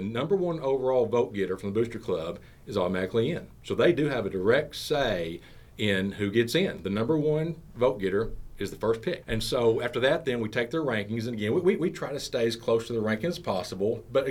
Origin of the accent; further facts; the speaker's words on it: Conway, Arkansas, United States; I was born and raised here in Conway. Family's been here a long, long time. My father's family was originally from the Enola area, not far from Mount Vernon